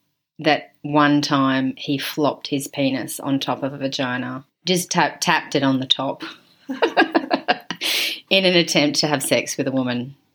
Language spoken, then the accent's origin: English; Australia; We are Australian.